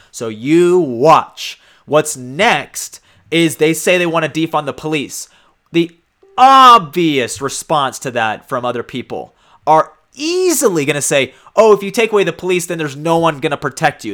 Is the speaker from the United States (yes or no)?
yes; United States